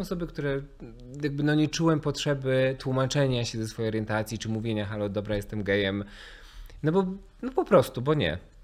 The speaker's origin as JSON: {"language": "Polish", "town": "Mikołajki", "region": "Warmian-Masurian Voivodeship", "country": "Poland", "moved": "yes", "said": "pochodzę z małej miejscowości"}